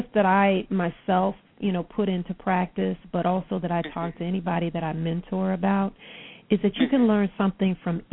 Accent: Detroit, Michigan, United States; born and raised in Detroit

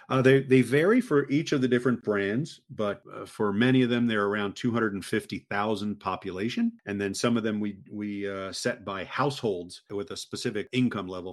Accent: Maryland, United States; moved away as an adult; also born or lived in Texas / Connecticut / Gulf Coast of Florida; now in Florida, United States; I grew up in uh, in Maryland, right outside the Washington D.C. area, and then moved to Texas to go to college

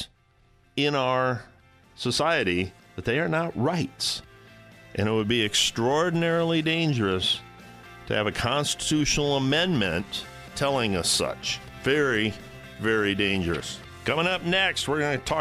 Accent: Northwest Ohio, United States; I'm from Northwest Ohio, highly automotive

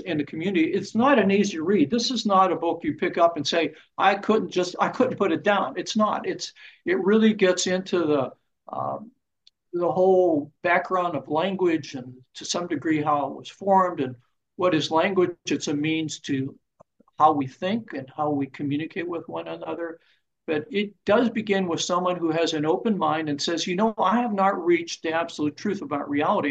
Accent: Pittsburgh, Pennsylvania, United States; I was born and raised in Pittsburgh, Pennsylvania

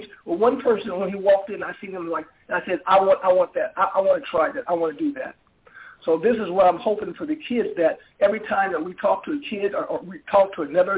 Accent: St. Louis, Missouri, United States; I grew up in St. Louis. I grew up in the ghettos of St. Louis

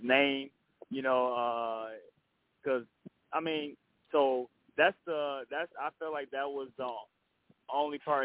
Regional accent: Flint, Michigan, United States; born or raised there

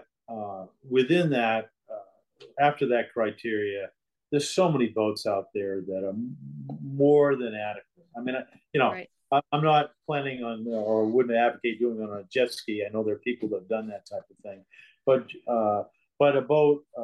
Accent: Maine, United States; We're from Maine

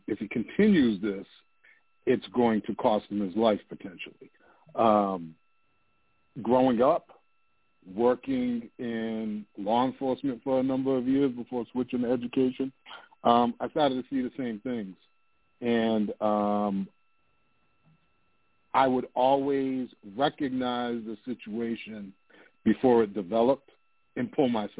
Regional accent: United States; I was born in the United States after he immigrated

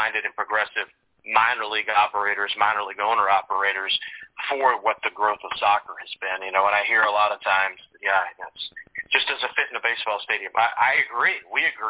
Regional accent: the South, United States; growing up in the South

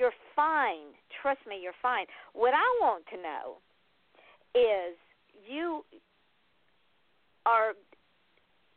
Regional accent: Georgia, United States; I'm from Georgia

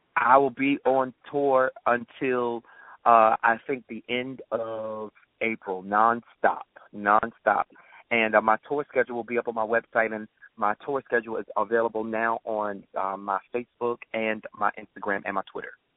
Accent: Baltimore, Maryland, United States; moved away; I'm from Baltimore, so I'm going back home

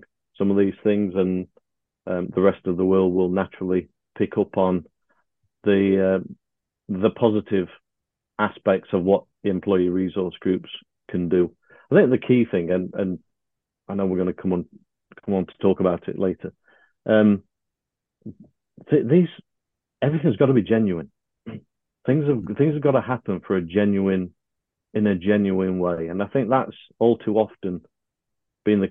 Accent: United Kingdom; we're British

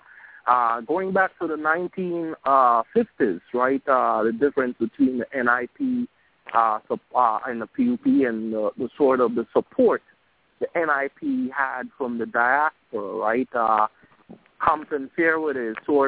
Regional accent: Belize; moved away; I'm from Belize.

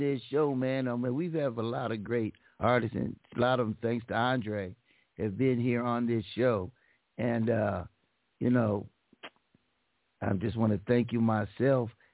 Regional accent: Pomona, California, United States; my hometown of Pomona

